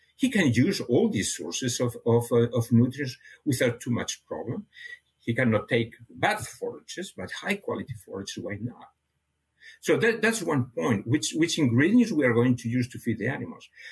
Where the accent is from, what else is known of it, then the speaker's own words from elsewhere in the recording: near Barcelona, Catalonia, Spain; first language Catalan; English is a second language; moved away as an adult; now in Canada; I was born in a, uh, uh, near Barcelona, so my my I have a, a mother tongue and a father tongue. My my, my mother tongue was was Catalan, and my father tongue was Spanish.